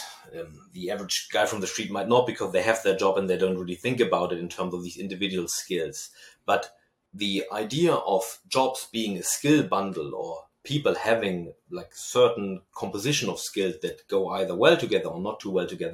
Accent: Germany; accent: German; my German accent

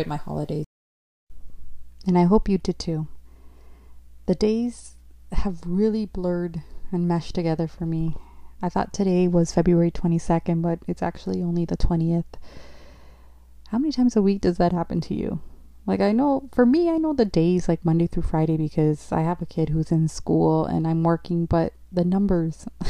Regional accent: Ontario, Canada; I'm from Canada, Province, Ontario

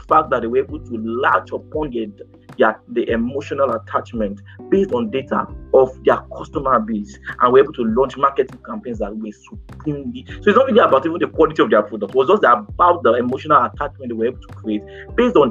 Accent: Nigeria; Nigerian entrepreneurs

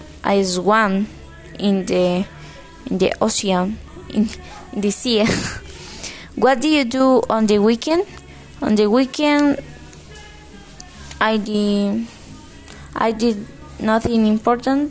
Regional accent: Cali, Valle del Cauca, Colombia; English is a second language; I was born in Cali.

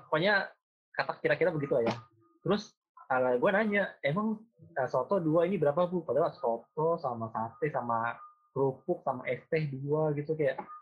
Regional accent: Jakarta, Indonesia; moved away as an adult; also born or lived in Semarang; gue sebagai orang Jakarta, orang Jabodetabek

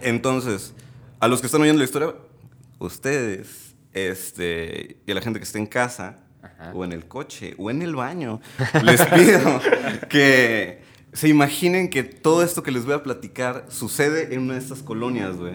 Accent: Tepic, Nayarit, Mexico; also born or lived in Mazatlán, Sinaloa; a los 7, 8 años, llego a vivir ahí aproximadamente unos 7 años más. Entonces, bueno, pues crezco ahí

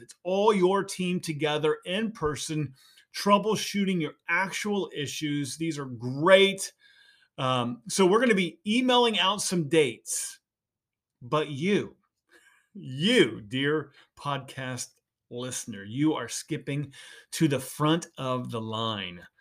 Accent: Indiana, United States; So I grew up in Indiana

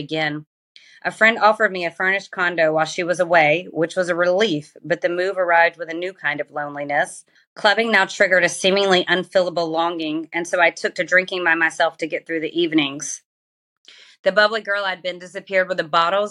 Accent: Georgia, United States; I grew up in Georgia and in the South, one of the most religious parts of the USA

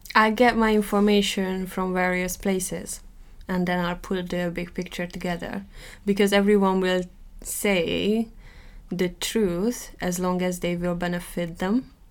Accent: Hungary; accent: Hungarian; first language Hungarian; English is a second language; now in England, United Kingdom; I might never lose my accent because I grew up uh, speaking Hungarian.

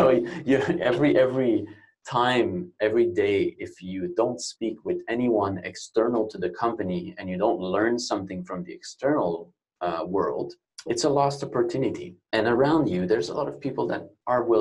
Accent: Canada; moved away as an adult; now in Barcelona, Spain; North America, where I am Canadian. I've been here for about 9 years in Spain, in Barcelona specifically.

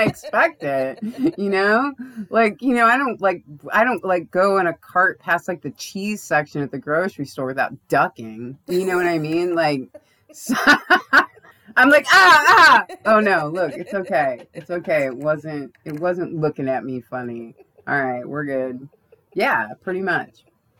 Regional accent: United States; I'm such an American.

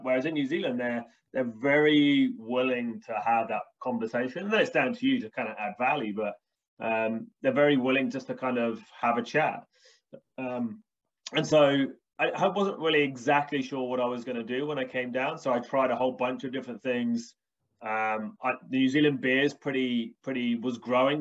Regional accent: United Kingdom; also born or lived in Birmingham, United Kingdom; I'm British English

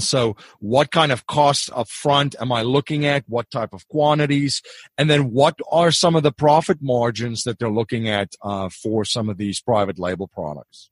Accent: South Africa; moved away; I'm originally from South Africa

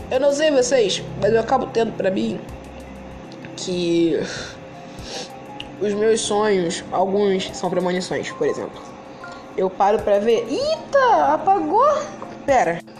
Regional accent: Rio de Janeiro, Brazil; eu sou carioca, eu moro no Rio de Janeiro. E eu tenho 20 anos

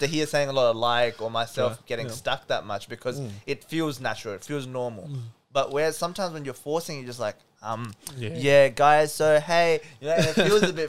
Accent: India; English is a second language; now in Australia; let's say I come from India, and I know how to speak my language. I can speak it fluently

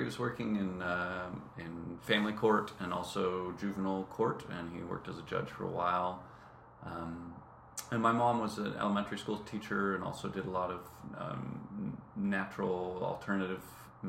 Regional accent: Santa Cruz, California, United States; also born or lived in Spain / Santa Barbara, California; Yeah, I grew up in Santa Cruz.

